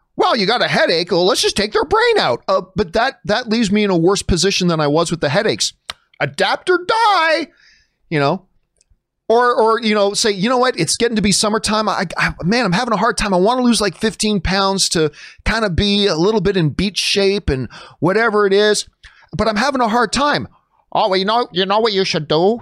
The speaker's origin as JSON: {"language": "English", "country": "Canada", "said": "being Canadian"}